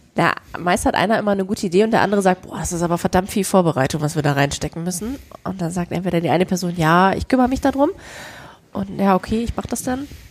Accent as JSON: {"language": "German", "region": "Berlin", "country": "Germany", "tie": "born or raised there", "moved": "yes", "said": "Also ich bin ja damals in Westberlin geboren."}